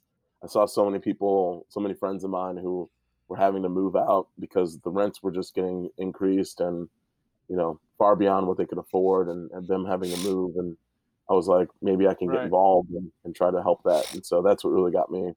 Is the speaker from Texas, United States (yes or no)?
no; Chicago, Illinois, United States; moved away as an adult; now in Santa Cruz, United States; I'm actually from Chicago, originally